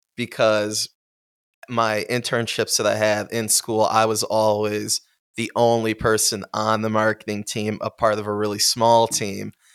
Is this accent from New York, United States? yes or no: yes; Amherst, New York, United States; I am from Buffalo, sp- specifically Amherst